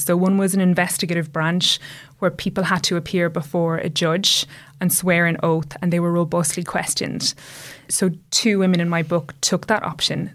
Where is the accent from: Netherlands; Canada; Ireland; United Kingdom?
Ireland; when I was growing up in Ireland